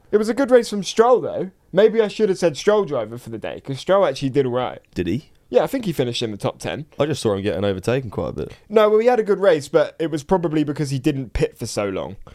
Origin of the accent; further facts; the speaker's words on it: South East England, United Kingdom; we're both from East Sussex, and I went to a church school